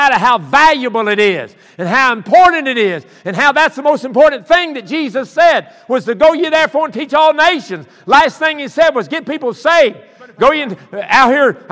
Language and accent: English; the South, United States; I'm from South